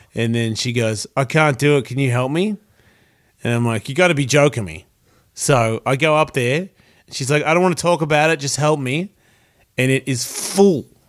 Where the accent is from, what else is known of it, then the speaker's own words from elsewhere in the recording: Australia; moved away; I'm Australian